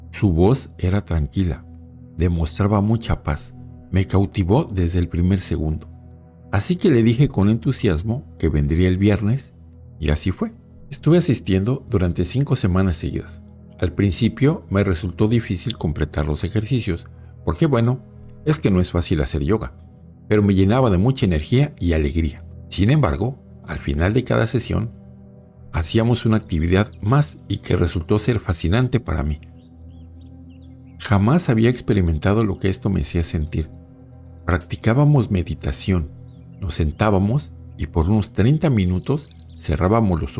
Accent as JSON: {"language": "Spanish", "region": "Mexico City", "country": "Mexico", "tie": "born or raised there", "also_born_or_lived": "Buenos Aires", "said": "Soy originario de la Ciudad de México. Quiero contarles una experiencia que tuve cuando viví en Buenos Aires, Argentina, hace un par de años."}